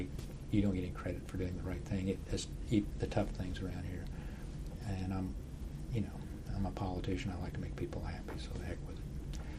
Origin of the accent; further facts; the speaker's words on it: Midwest, United States; Growing up in the Midwest, where we grew on the farm corn